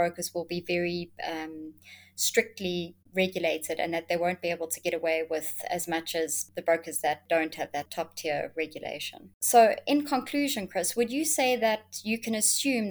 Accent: South Africa; as a South African trader

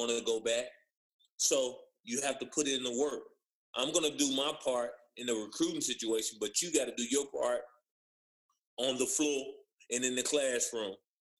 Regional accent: Tobacco Road, North Carolina, United States; I grew up on Tobacco Road

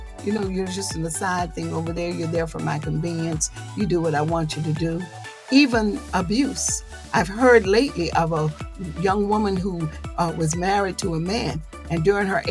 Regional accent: the South, United States; I'm a Southerner

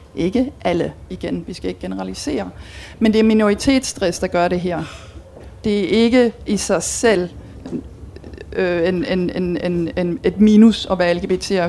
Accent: Belgium; moved away as an adult; now in Denmark; jeg er dansker, men jeg er opvokset og uddannet i Belgien

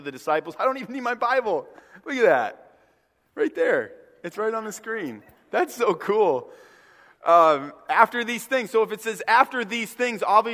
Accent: Northeast, United States; moved away; I grew up in the Northeast.

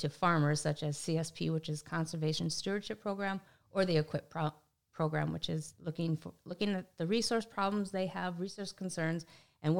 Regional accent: Willmar, Minnesota, United States; I'm from Wilmer, Minnesota area

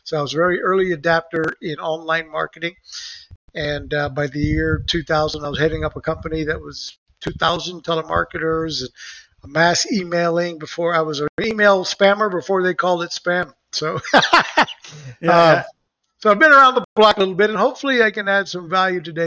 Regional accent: Puerto Rico; moved away as an adult; also born or lived in Texas; now in Florida, United States; So I grew up in Puerto Rico and I had the Mexican restaurants. I'm a Mexican descendant, my mom.

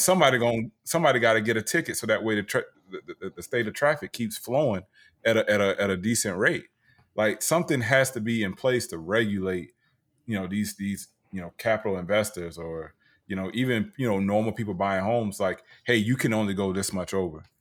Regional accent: Tampa, Florida, United States; my hometown, Tampa Bay

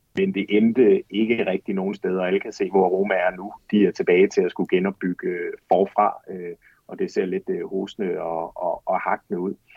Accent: Aarhus, Central Denmark Region, Denmark; moved away as an adult; also born or lived in Florence, Italy; Jeg kommer selv fra Aarhus

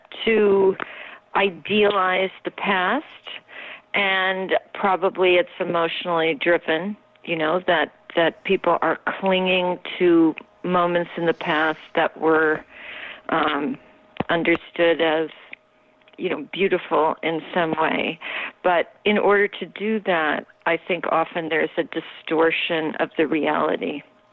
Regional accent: Minnesota, United States; moved away as an adult; also born or lived in Norway / New York City; I came from Minnesota, where I had grown up almost exclusively, with a few years in Norway because my mother is Norwegian

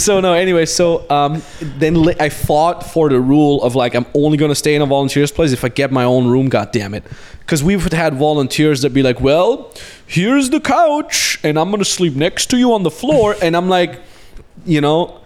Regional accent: Austria; moved away; we came to Austria to my hometown

